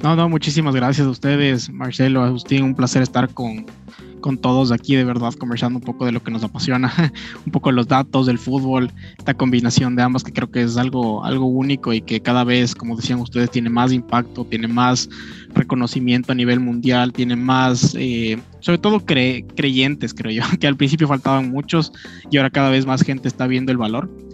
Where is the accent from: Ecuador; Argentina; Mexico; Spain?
Ecuador; somos de acá, ¿no es cierto? Somos una empresa ecuatoriana